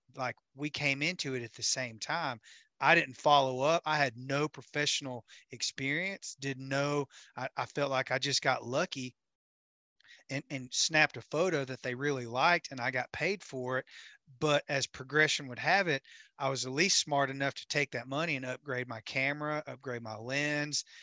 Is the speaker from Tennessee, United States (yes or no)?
yes; Camden, Tennessee, United States; Camden, Tennessee, on Kentucky Lake, my hometown